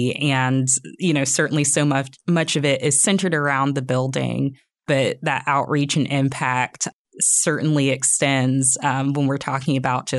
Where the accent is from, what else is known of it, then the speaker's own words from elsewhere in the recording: Jacksonville, Florida, United States; moved away as an adult; also born or lived in Orlando, Florida; now in Northwest Arkansas, United States; I'm originally from Florida.